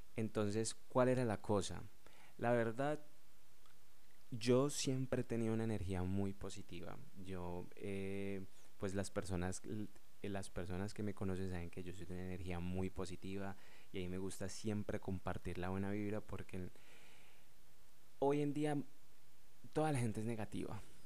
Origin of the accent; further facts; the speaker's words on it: Colombia; yo soy de Colombia